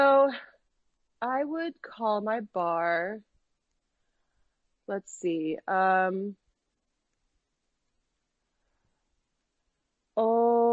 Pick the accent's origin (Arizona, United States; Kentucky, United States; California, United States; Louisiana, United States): Arizona, United States; the Southwest, close to Tombstone; I'm from the Southwest, as close to Tombstone.